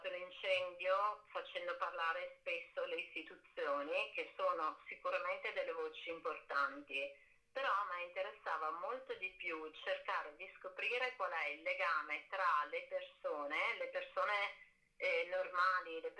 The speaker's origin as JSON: {"language": "Italian", "town": "Treviso", "region": "Veneto", "country": "Italy", "tie": "born or raised there", "lives_now": "Venice, Italy", "said": "io sono nata a Treviso, abito a Venezia dal 2000, avevo 20 anni"}